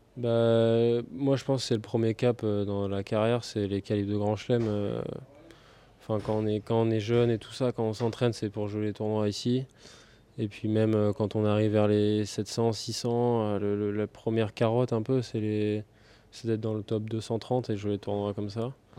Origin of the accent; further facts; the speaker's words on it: Saint-Germain-lès-Corbeil, Île-de-France, France; moved away as an adult; also born or lived in Cap d'Agde; J'ai commencé vers 3-4 ans à Saint-Germain-les-Corbeilles, en région parisienne